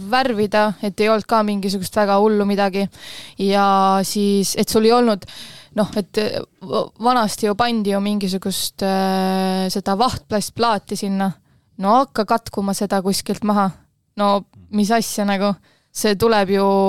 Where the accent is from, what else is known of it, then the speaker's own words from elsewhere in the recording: Kose, Harju County, Estonia; ise olen äh, Kosalõõgust pärit